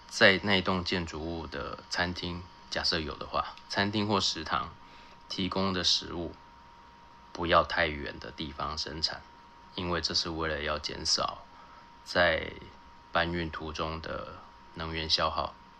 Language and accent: Chinese; Taiwan; 我人在台湾，我在台湾长大